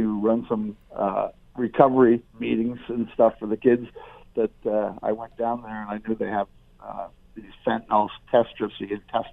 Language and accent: English; Ottawa, Ontario, Canada; I grew up in Ottawa